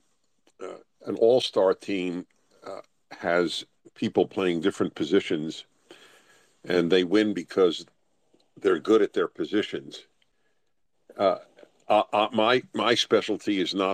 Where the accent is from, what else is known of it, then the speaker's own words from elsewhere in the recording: New York, United States; I'm a Jew from New York and went to Columbia